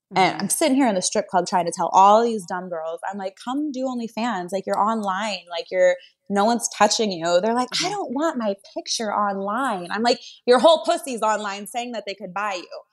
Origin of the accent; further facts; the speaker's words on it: Washington, United States; moved away; I'm from Washington State, so I had like Washington raised me